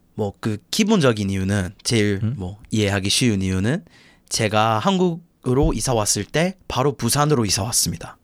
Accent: Chicago, Illinois, United States; Korean is a second language; moved away as an adult; also born or lived in Busan; now in Korea; 저는 뭐 시카고에서 왔고 아, 미국 놈이고

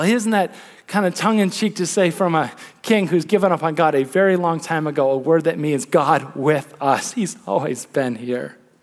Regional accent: Midwest, United States; as a Midwesterner

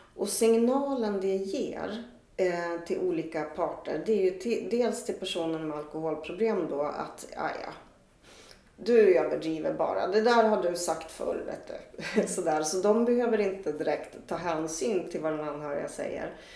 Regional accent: Östersund, Jämtland, Sweden; när jag växte upp i Östersund

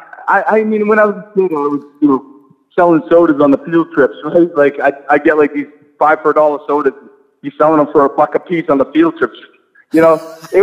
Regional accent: Biddeford, Maine, United States; accent: New England; Biddeford, Maine.

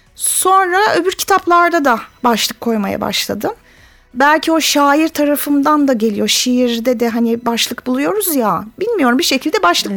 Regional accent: Zonguldak, Turkey; Ben Zonguldaklıyım.

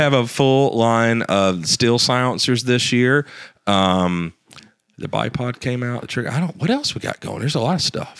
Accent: the South, United States; me growing up in the South

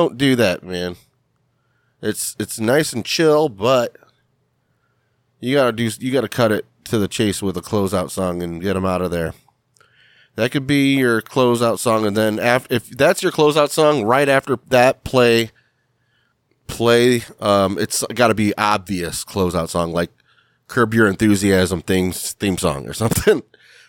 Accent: Cleveland, Ohio, United States; I'm from Cleveland. Well, I'm from a suburb of Cleveland, and it was like hometown.

